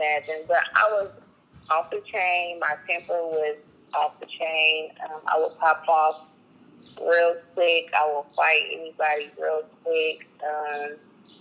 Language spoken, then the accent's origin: English; Kansas City, Missouri, United States; I'm from Kansas City, Missouri